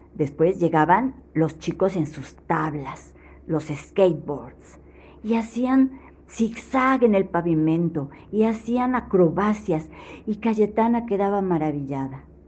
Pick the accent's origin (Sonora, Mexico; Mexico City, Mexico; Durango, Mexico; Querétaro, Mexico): Mexico City, Mexico; de la Ciudad de México